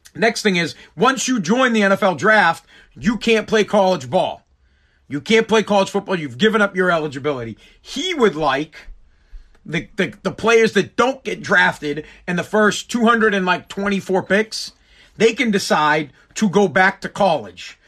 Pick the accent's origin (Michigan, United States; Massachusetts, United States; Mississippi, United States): Massachusetts, United States; I am from Mass